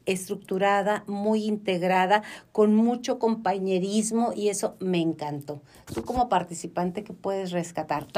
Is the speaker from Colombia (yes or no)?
no; Mexico; la cultura mexicana